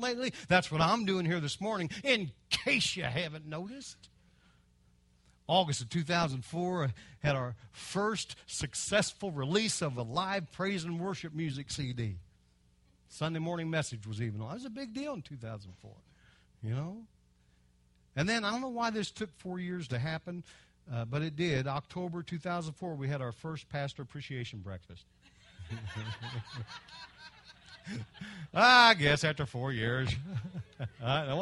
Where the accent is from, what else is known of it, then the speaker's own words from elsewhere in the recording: Kentucky, United States; I'm from Kentucky.